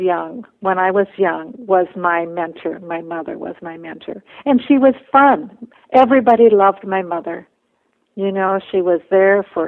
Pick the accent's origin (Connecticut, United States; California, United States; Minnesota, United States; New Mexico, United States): Minnesota, United States; also born or lived in Bolivia; I went to school full-time to the University of Minnesota, but I also worked full-time, so I lived at home